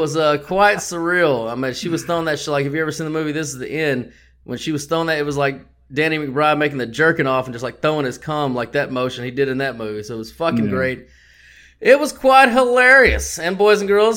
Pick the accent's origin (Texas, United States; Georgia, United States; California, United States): Texas, United States; I'm from Texas